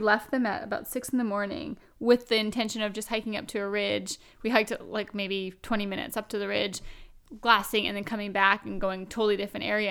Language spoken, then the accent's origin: English; Vancouver Island, British Columbia, Canada; I'm from out west. I'm from Vancouver Island